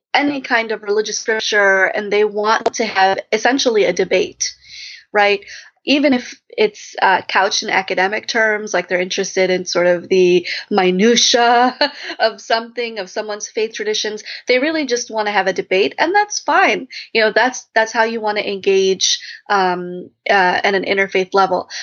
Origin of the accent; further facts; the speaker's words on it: Chicago, Illinois, United States; I'm from suburban Chicago